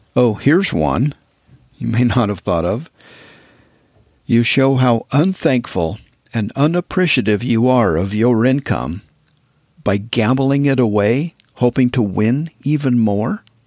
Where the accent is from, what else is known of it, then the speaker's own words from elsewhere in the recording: Wyoming, United States; moved away as an adult; also born or lived in Texas / southern Utah; now in Montana, United States; I grew up in Wyoming